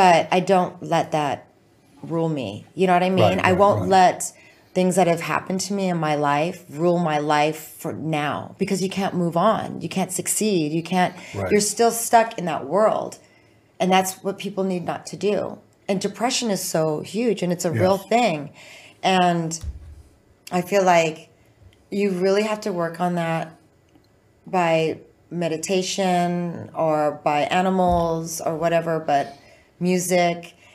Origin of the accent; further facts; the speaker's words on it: Orange County, California, United States; moved away as an adult; also born or lived in Oceanside, California; now in Los Angeles, United States; Born Camp Pendleton and then grew up in the OC.